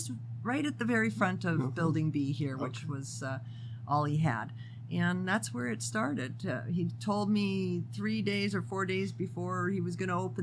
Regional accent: Canada; moved away as an adult; now in Las Vegas, United States; I'm from Canada.

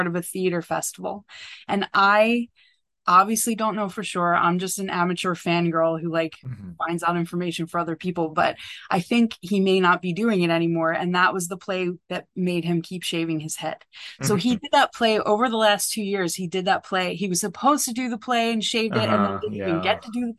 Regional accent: Philadelphia, Pennsylvania, United States; born or raised there; also born or lived in suburban New Jersey; now in New Jersey, United States

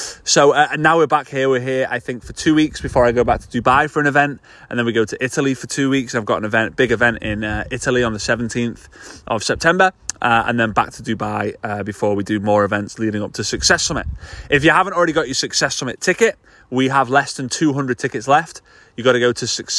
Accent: Formby, North West England, United Kingdom; moved away; here in Formby, which is just north of Liverpool in the northwest of the UK. It's my hometown. This is where I grew up

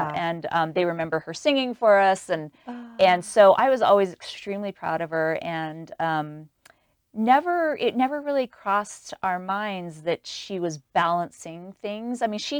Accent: New York City, New York, United States; I was raised in New York City. I thought Walmart was Walgreens, because that's what we had in New York.

